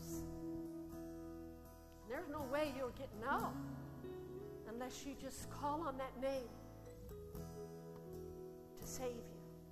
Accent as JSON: {"language": "English", "country": "Australia", "said": "as Aussie citizens"}